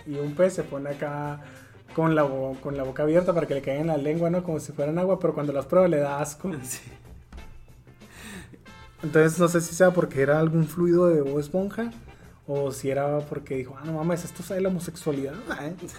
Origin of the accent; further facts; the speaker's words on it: Mexico; como soy mexicano